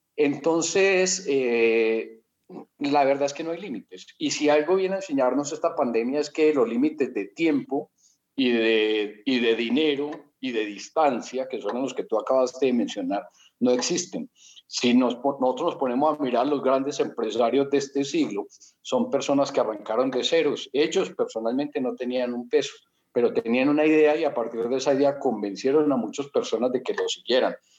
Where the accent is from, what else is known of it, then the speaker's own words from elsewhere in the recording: Colombia; moved away as an adult; now in Mexico; soy colombiano desde chiquito.